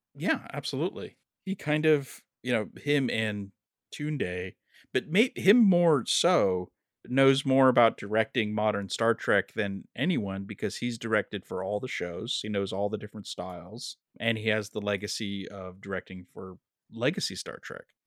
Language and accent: English; Los Angeles, California, United States; my hometown